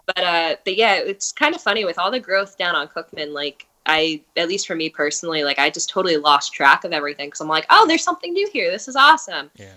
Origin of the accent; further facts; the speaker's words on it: East Brunswick, New Jersey, United States; I'm also from East Brunswick